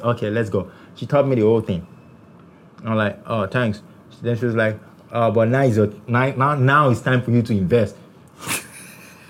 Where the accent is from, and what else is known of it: Nigeria